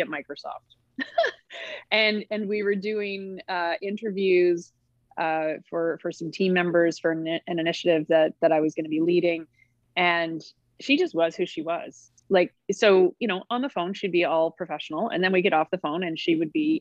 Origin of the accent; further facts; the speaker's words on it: Halifax, Nova Scotia, Canada; moved away; I'm from Halifax, Nova Scotia, originally.